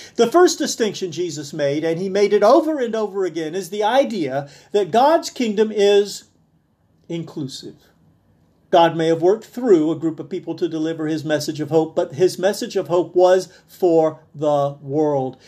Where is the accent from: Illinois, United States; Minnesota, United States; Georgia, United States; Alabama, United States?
Alabama, United States; South; where I was born in South Alabama